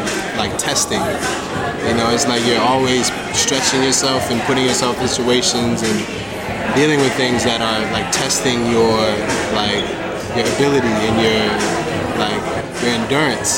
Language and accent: English; Buffalo, New York, United States; I was born in Buffalo